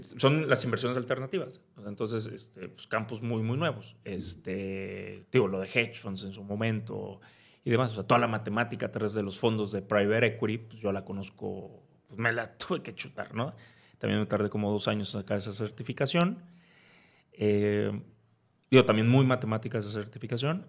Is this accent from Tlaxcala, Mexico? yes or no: no; Veracruz, Mexico; moved away as an adult; also born or lived in Puebla / Spain / New York; soy de Veracruz. Este, nací ahí, crecí ahí.